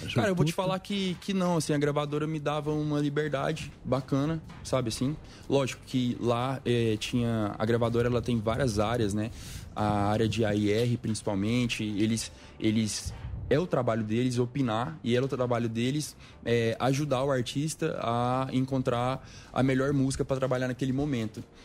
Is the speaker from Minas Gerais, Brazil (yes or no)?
yes; Patrocínio, Minas Gerais, Brazil; moved away; Patrocínio, que é a cidade onde eu nasci